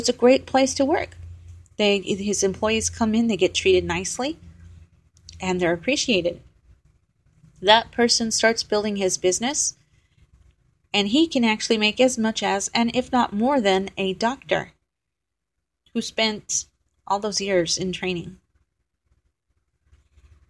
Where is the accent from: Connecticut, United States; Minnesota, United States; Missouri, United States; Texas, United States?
Texas, United States; I was from Texas